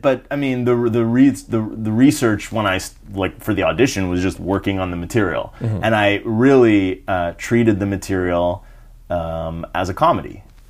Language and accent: English; Canada; And I'm Canadian.